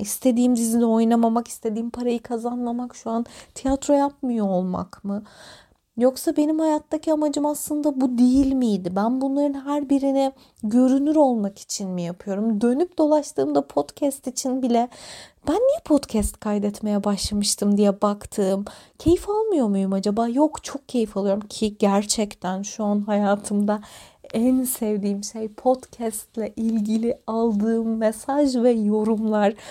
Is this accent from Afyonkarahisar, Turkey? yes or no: no; Antalya, Turkey; moved away as an adult; ben Antalya'da doğdum ve büyüdüm. 18 yaşına kadar burada yaşadım.